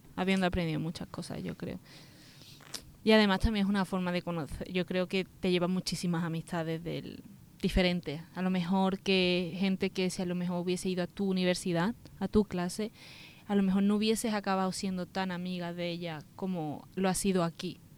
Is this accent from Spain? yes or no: yes; Spain; also born or lived in Dos Hermanas / Seville; yo soy española